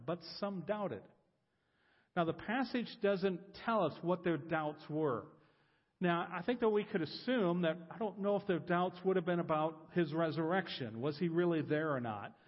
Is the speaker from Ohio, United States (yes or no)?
yes; Columbus, Ohio, United States; I'm from Columbus, Ohio.